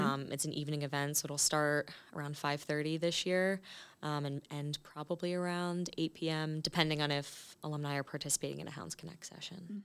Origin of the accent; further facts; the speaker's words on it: Clark, New Jersey, United States; I'm actually originally from a small town called Clark in New Jersey